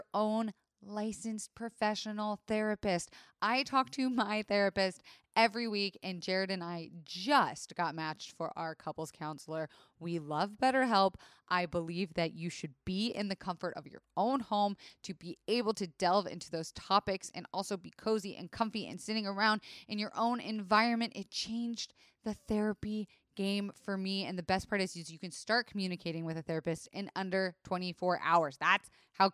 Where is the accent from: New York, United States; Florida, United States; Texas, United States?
Florida, United States; I am from Florida, where it is the strip club capital of the country